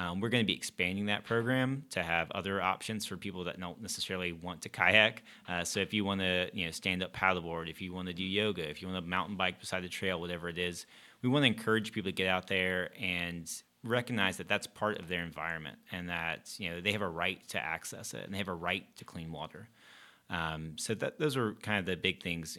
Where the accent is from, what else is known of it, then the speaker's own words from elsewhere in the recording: Gastonia, North Carolina, United States; moved away as an adult; also born or lived in Chapel Hill, North Carolina; now in Charlotte, United States; I grew up in Gastonia